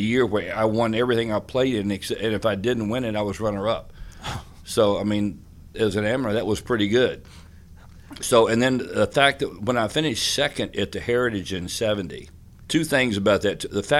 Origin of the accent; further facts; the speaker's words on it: Richmond, Virginia, United States; I grew up in Richmond, Virginia. My dad was a truck driver, essentially. My mom, school teacher, later became a grammar school principal.